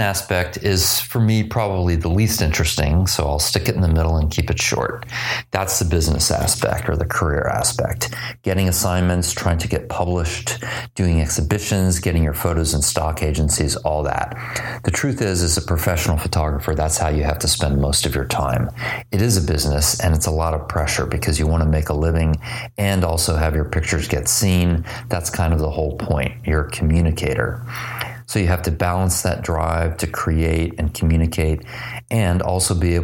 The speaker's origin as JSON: {"language": "English", "town": "Dallas", "region": "Texas", "country": "United States", "tie": "born or raised there", "said": "I grew up in Dallas, Texas, but when I was 12, my parents and I lived in Paris, France for several months."}